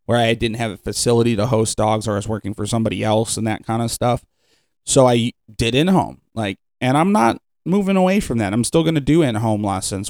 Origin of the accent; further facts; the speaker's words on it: Cleveland, Ohio, United States; now in Sandusky, United States; I'm from Cleveland and then coming to Sandusky